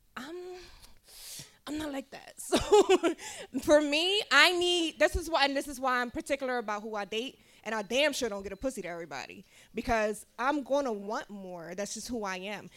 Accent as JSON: {"language": "English", "town": "Philadelphia", "region": "Pennsylvania", "country": "United States", "tie": "born or raised there", "said": "I know I got a weird accent, but I'm born and raised in Philly"}